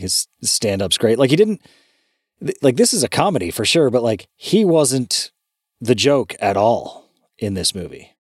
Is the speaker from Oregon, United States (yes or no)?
no; California, United States; Growing up in California in the nineties